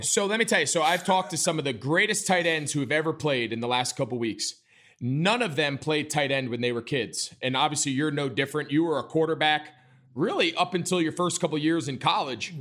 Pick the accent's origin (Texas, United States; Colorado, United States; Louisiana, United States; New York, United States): New York, United States; outside New York City, United States; I grew up in the Northeast. I grew up outside of New York City. in, like, a typical New York suburb